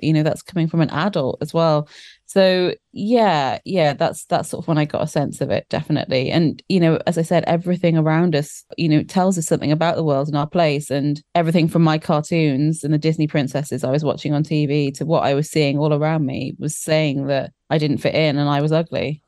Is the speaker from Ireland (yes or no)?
no; South Wales, United Kingdom; I grew up in South Wales